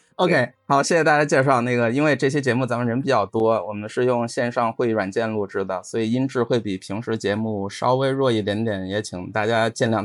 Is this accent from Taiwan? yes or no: no; China; 我是中国人